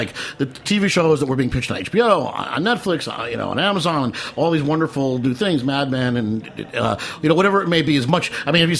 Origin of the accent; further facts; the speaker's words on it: Metuchen, New Jersey, United States; I'm Metuchen.